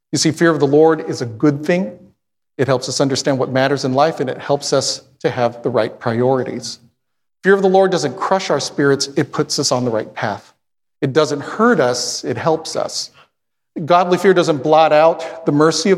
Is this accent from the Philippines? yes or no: yes; Philippines; I'm Filipino